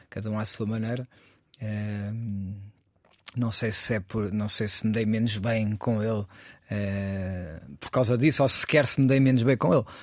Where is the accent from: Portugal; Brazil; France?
Portugal; Cascais, Lisbon; also born or lived in Chiado, Lisbon; now in Lisbon, Portugal; Eu vivo aqui no Chiado, mas nasci em Cascais